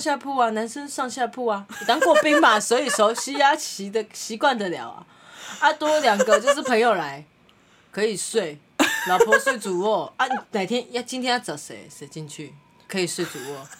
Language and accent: Chinese; Vietnam; 已经大家知道我们越南人可以娶八个老婆，八个老婆，但是我很专情，还有我没有那么有钱，所以我娶一个老婆。